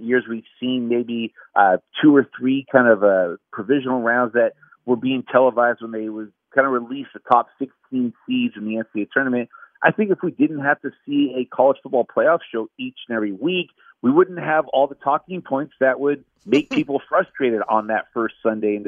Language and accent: English; Southern California, United States; I grew up in Southern California, grew up going to the Rose Bowl game with my grandpa